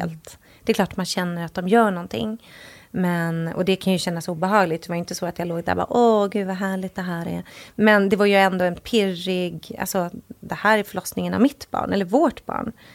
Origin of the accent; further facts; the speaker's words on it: Sweden; moved away as an adult; now in Los Angeles, United States; vi hade ju inget boende i Sverige för vi bodde ju